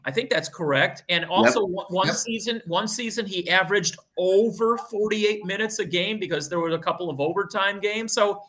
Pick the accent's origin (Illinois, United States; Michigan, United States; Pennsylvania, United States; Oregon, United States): Illinois, United States; Chicago; I'm from Chicago